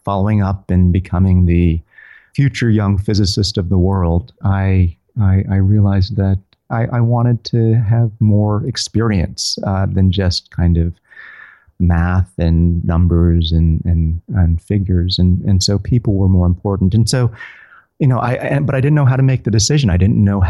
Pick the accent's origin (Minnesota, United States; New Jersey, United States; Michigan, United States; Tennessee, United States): Tennessee, United States; I'm from Tennessee